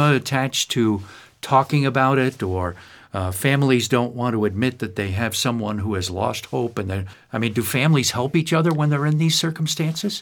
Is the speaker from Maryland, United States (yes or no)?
no; Amsterdam, New York, United States; moved away; my hometown has never recovered